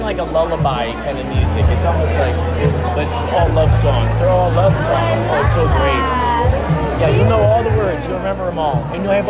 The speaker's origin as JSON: {"language": "English", "town": "Chicago", "region": "Illinois", "country": "United States", "said": "Chicago, originally. Chicagoland area"}